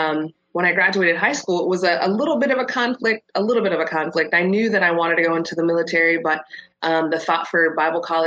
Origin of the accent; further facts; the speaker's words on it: Sacramento, California, United States; also born or lived in Long Beach, California; I was born in Long Beach. And when I was 4 years old, the Air Force moved my dad to Sacramento, and that's where I spent the majority of my formative years